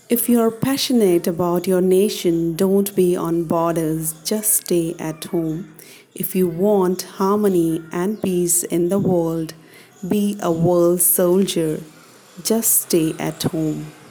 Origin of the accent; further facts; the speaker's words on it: Ludhiana, Punjab, India; I'm from Ludhiana.